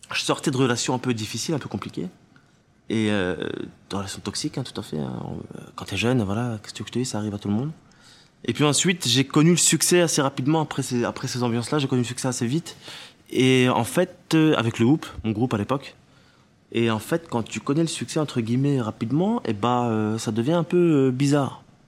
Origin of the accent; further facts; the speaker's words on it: Tunisia; moved away; je viens de Tunisie et j'y vais très souvent, et surtout, j'étais à l'école là-bas quand j'étais plus petit